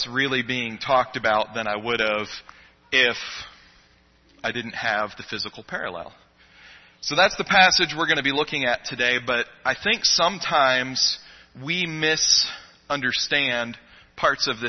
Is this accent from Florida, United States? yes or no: yes; Florida Keys, United States; now in Mesa, United States; I grew up in the Keys. My parents were commercial fishermen